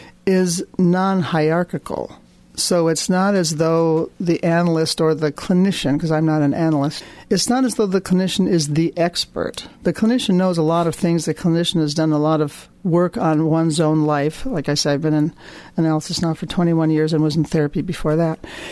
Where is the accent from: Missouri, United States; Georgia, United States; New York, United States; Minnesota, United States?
Minnesota, United States; I come from Minnesota